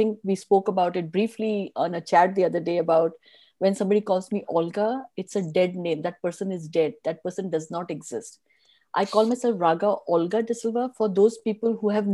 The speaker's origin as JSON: {"language": "English", "town": "Mangalore", "region": "Karnataka", "country": "India", "said": "I come from Mangalore. My family comes from Mangalore"}